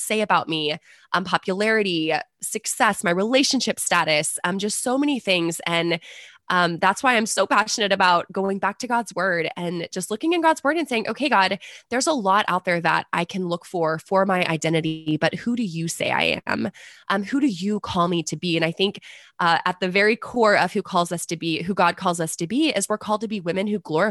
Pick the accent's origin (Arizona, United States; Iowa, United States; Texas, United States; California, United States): Texas, United States; San Antonio; I'm from San Antonio